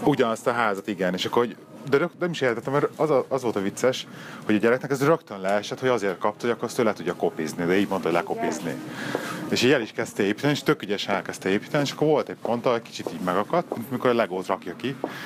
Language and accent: Hungarian; Budapest, Hungary; now in Birmingham, United Kingdom; otthon Pesten